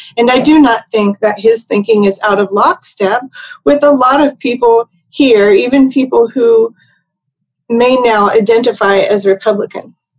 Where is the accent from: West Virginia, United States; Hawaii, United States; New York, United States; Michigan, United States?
West Virginia, United States; moved away; I'm from West Virginia